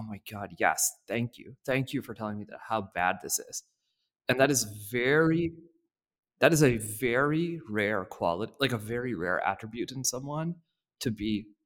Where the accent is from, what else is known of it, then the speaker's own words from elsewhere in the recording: India; moved away; I'm from India